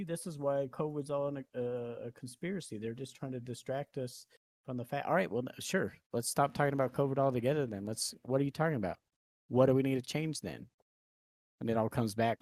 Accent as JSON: {"language": "English", "country": "United States", "said": "I sometimes hate to be an American"}